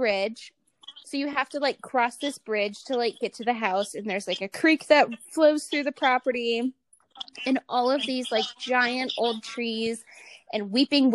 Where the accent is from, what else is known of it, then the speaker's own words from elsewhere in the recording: Medina, Ohio, United States; moved away as an adult; also born or lived in Las Vegas, Nevada; Not my hometown, but, like, my what I consider to be my hometown. It's Medina, Ohio.